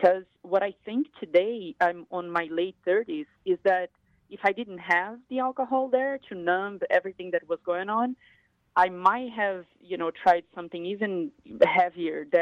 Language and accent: English; Brazil; moved away as an adult; now in United States; I grew up in Brazil, in a big state in Brazil, but in a poor area.